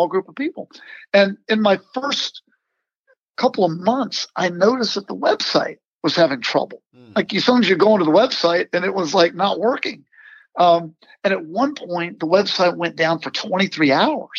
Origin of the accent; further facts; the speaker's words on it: Virginia, United States; I grew up in Virginia